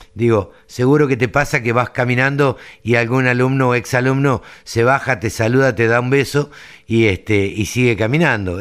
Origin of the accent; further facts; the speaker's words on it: Maipú, Buenos Aires Province, Argentina; also born or lived in La Adela, La Pampa; yo soy de Maipú